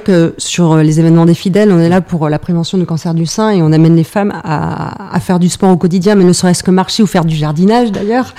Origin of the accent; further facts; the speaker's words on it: Arcachon Basin, Nouvelle-Aquitaine, France; moved away as an adult; also born or lived in Yvelines; Je suis bassin d'Arcachon, donc j'étais très contente de revenir à Bordeaux.